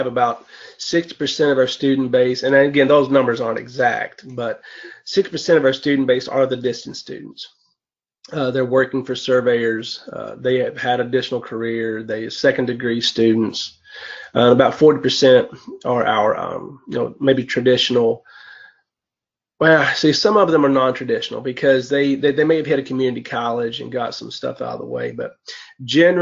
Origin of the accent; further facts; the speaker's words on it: Lee County, Virginia, United States; I'm from Lee County, Virginia